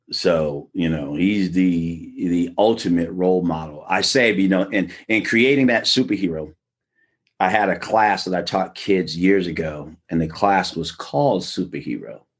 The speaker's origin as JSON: {"language": "English", "town": "Brooklyn", "region": "New York", "country": "United States", "tie": "born or raised there", "also_born_or_lived": "Long Island / Pomona, California", "said": "I was born in Brooklyn, New York, and I grew up in both Brooklyn, Long Island, and in Southern California in the Pomona, California area."}